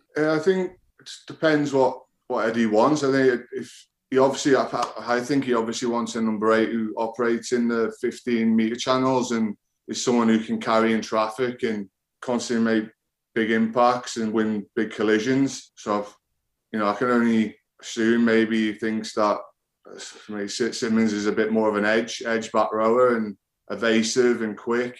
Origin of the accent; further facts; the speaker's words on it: England, United Kingdom; also born or lived in France; as a kid growing up in England